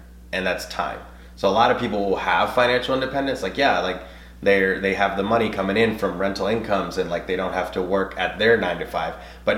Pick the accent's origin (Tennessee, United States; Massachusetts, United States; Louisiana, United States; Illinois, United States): Tennessee, United States; Nashville; I'm bilingual. I'm Hispanic. I grew up in Antioch